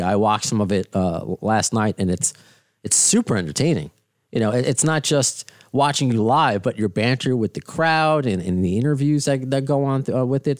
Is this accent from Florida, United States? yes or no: no; Baldwin, New York, United States; a Long Island boy, because I grew up in Baldwin